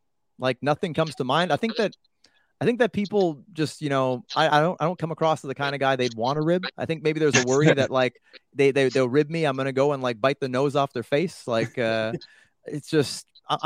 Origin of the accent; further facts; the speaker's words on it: Canada; as a Canadian